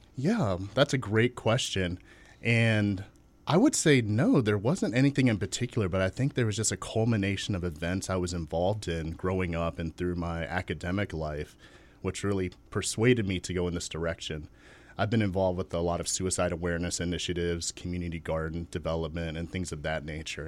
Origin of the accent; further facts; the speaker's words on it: Chesapeake, Virginia, United States; I was born and raised in Chesapeake, Virginia, still there